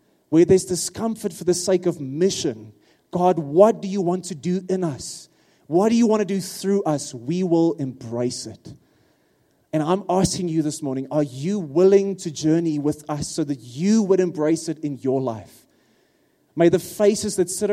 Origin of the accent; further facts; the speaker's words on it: Free State, South Africa; first language Afrikaans; English is a second language; now in Pretoria, South Africa; I'm an Afrikaans guy from the Free State